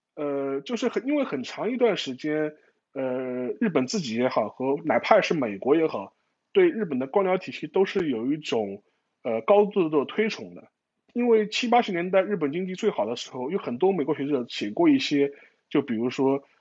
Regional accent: China; 我们中国人

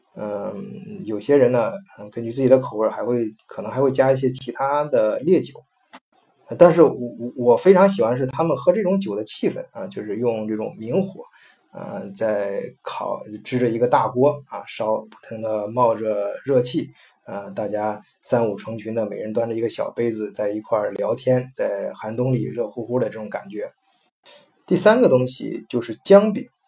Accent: China; moved away; 我们中国人

